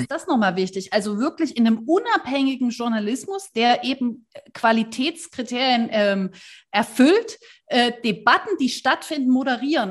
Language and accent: German; Saxony, Germany; bei uns in Sachsen